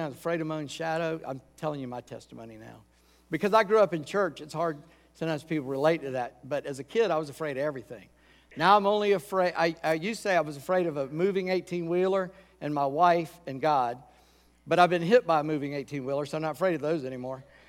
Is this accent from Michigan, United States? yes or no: no; Charleston, South Carolina, United States; moved away as an adult; also born or lived in Columbia, South Carolina; now in Virginia, United States; I grew up in Charleston.